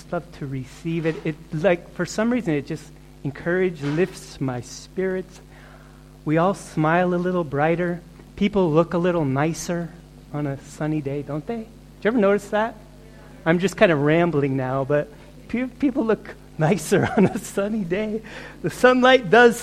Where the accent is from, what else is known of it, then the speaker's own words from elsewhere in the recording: Fairbanks, Alaska, United States; moved away; also born or lived in Cleveland, Ohio; Some 9 months, she brought me up to a place called Alaska and to a town called Fairbanks